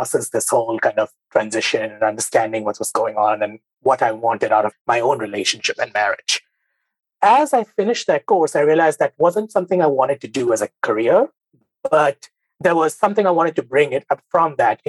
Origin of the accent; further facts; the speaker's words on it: Mumbai, Maharashtra, India; moved away as an adult; now in United States; I grew up in India, in Mumbai. I had a very typical Bengali upbringing, so to speak.